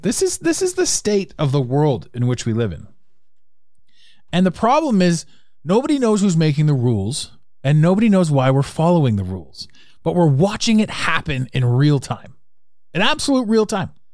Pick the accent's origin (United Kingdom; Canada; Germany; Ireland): Canada; I'm from Canada